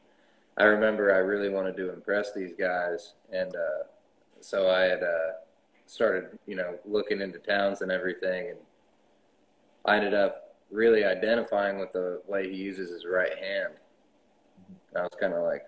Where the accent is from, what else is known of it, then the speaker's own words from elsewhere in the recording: Knoxville, Tennessee, United States; now in Costa Mesa, United States; I'm living in Costa Mesa, as it turns out now. But I was born and raised in Knoxville, Tennessee, Halls County